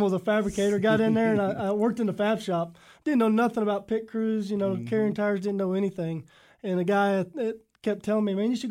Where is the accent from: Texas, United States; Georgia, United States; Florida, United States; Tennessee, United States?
Texas, United States; I'm from Texas, and my family raced their whole life, both sides of my family, my mom's, my dad's. My family owns a dirt track in Texas as we speak now.